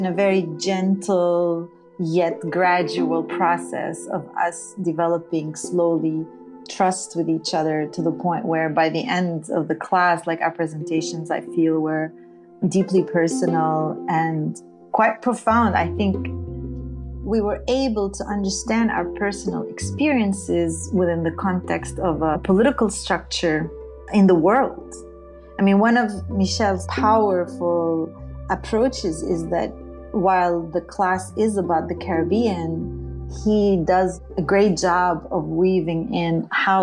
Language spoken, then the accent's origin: English; Beit Jala, Bethlehem Governorate, Palestine; first language Arabic; English is a second language; also born or lived in Jerusalem; I was born in Jerusalem. I grew up in Palestine and spoke Arabic. That's my native language. I grew up in a small little village called Beit Jala.